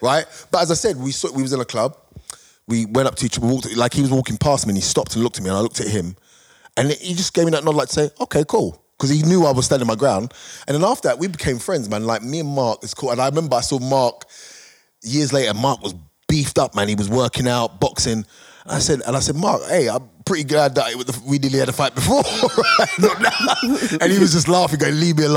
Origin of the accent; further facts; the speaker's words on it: United Kingdom; we're British